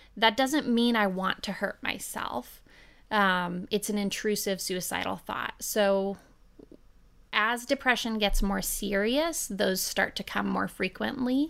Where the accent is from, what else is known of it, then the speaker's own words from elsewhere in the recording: Oregon, United States; now in Nashville, United States; I was born and raised in Oregon in a really beautiful community on the dry side of the state.